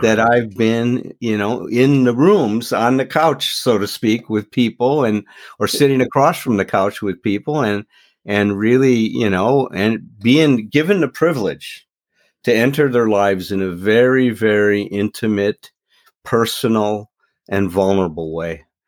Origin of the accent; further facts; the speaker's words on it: Chicago, Illinois, United States; moved away as an adult; now in Doylestown, United States; I grew up in Chicago. So I'm from the Midwest